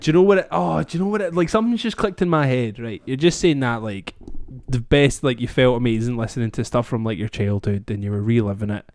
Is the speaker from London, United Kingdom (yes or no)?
no; Scotland, United Kingdom; we can hold on to as the Scottish people